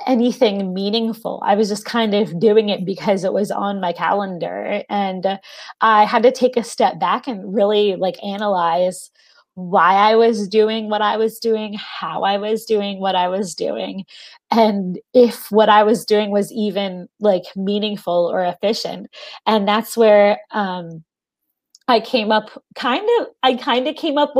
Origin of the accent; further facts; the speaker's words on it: Philadelphia, Pennsylvania, United States; I grew up in the Philadelphia area in the Northeast